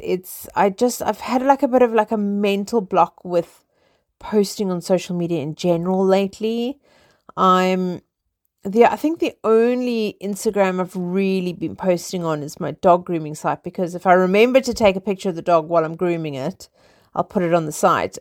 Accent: South Africa; now in London, United Kingdom; I am originally South African. I live in England. I live in London.

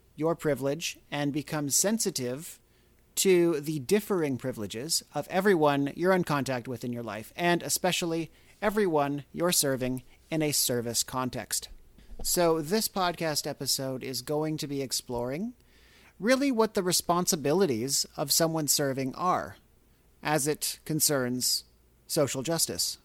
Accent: Canada; now in United States; I'm not from here, I'm from Canada

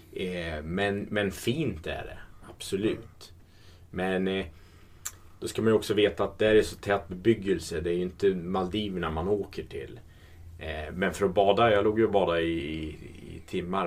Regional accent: Sweden; som svensk

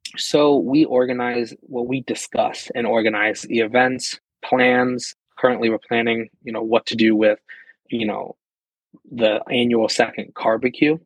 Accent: Pennsylvania, United States; moved away as an adult; now in New York, United States; I was originally born and raised in Pennsylvania

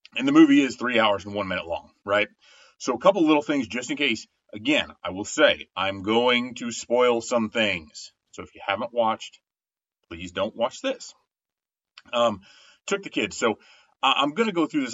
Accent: Winamac, Indiana, United States; also born or lived in North Judson, Indiana; So I was born in Winnemac, Indiana had a Winnemac address for a long time, but we went to school and we're in the school district of North Judson, Indiana

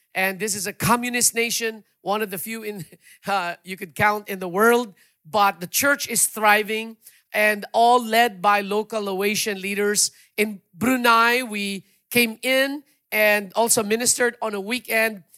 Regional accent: Iloilo City, Western Visayas, Philippines; moved away; I'm from Iloilo myself

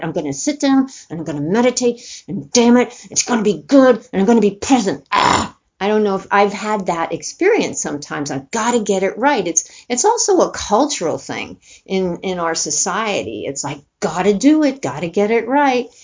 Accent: New York City, New York, United States; I grew up in New York City

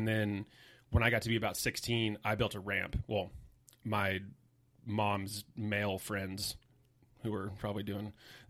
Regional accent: Cottonwood, California, United States; Cottonwood's like 30 minutes south of it. Real small little podunk kind of country town.

